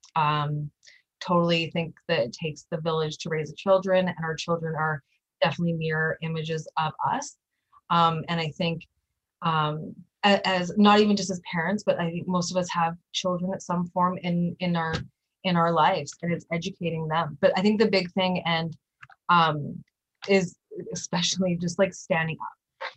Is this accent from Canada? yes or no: yes; Winnipeg, Manitoba, Canada; also born or lived in Nova Scotia; I was brought up in North Kildonan, uh, well, Nova Scotia and North Kildonan